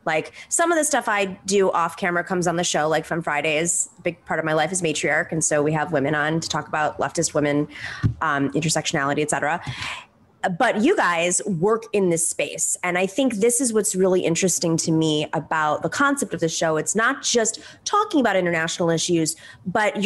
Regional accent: United States; as an American

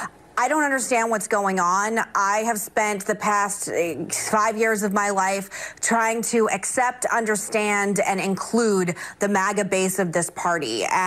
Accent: Arizona, United States; my home state of Arizona.

